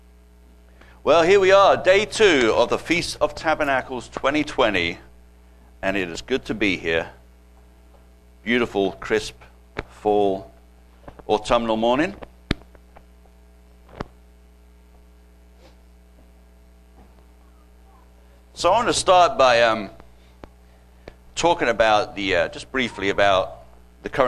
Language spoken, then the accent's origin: English; United Kingdom; accent: British; moved away as an adult; now in United States; I'm originally from Britain. Not from Arkansas. Okay, this is a British accent.